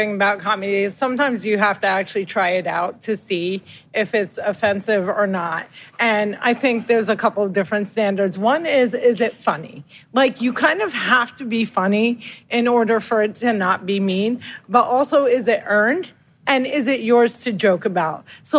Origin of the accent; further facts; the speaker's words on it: New Jersey, United States; I'm born and bred in the great state of New Jersey.